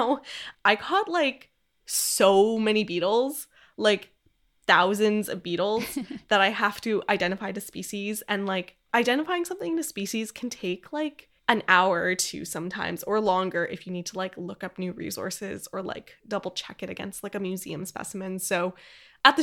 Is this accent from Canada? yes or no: yes; Edmonton, Alberta, Canada; Edmonton, Alberta, Canada, which is the city, my hometown.